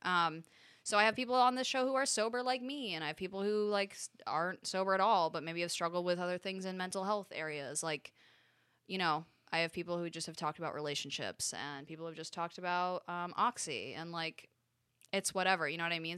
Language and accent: English; Connecticut, United States; I grew up in Connecticut